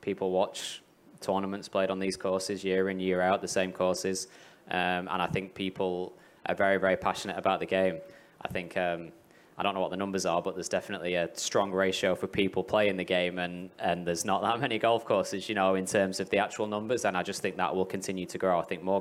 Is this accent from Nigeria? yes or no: no; England, United Kingdom; now in Middle East; I'm from England.